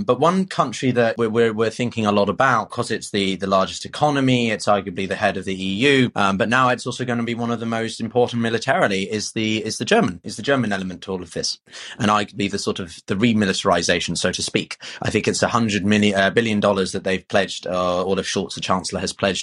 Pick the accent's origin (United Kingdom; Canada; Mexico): United Kingdom; England; being English myself